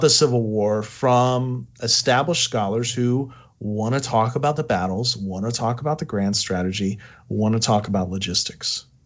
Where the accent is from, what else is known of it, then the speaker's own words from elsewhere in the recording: United States; I'm an American